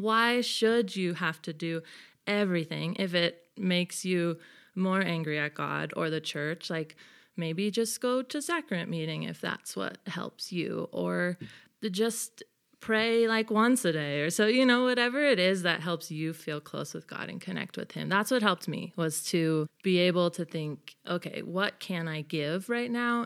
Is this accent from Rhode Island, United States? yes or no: no; Bay Area, California, United States; moved away as an adult; also born or lived in Bethlehem, Pennsylvania; I am from the Bay Area, so I'm from California